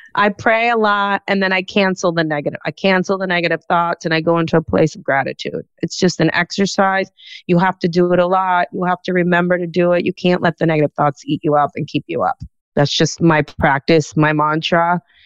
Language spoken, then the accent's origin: English; Key Biscayne, Florida, United States; I was growing up in Key Biscayne